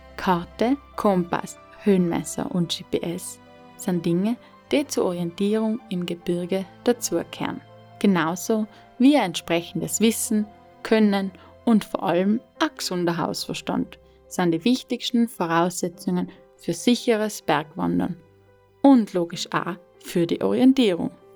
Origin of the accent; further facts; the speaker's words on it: South Tyrol, Trentino-Alto Adige, Italy; moved away as an adult; Weil ich dann meiner Heimat Südtirol in Rücken gekehrt habe